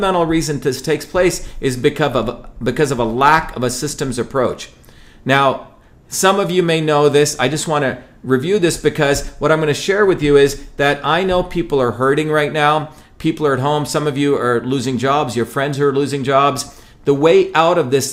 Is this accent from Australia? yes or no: no; Mumbai, Maharashtra, India; moved away; also born or lived in a village in South India; I grew up in Bombay, which is a very, very different world